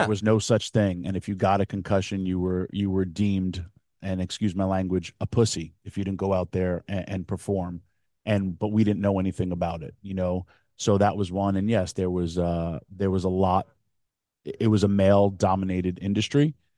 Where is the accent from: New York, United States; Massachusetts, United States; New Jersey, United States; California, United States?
New York, United States; Yonkers; in my hometown